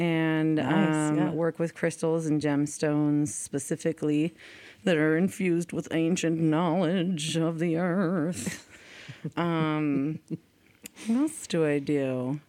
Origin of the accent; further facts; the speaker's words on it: San Diego, California, United States; also born or lived in University Heights / Hillcrest, San Diego; I'm originally from Claremont and Point Loma OB. And I currently live, and that's in San Diego, in case you didn't know. And I'm a central San Diegan.